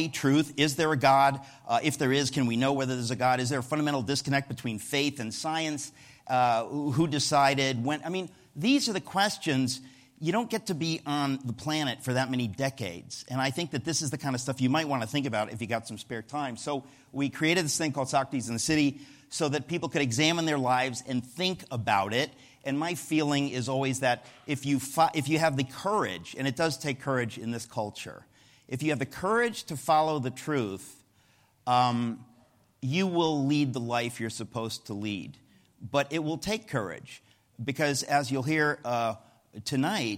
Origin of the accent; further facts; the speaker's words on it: United States; as an American